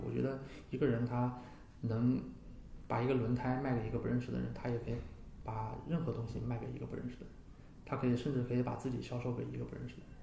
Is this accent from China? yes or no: yes; China; moved away; also born or lived in United States; 这些东西我个人觉得都是我们中国人的骄傲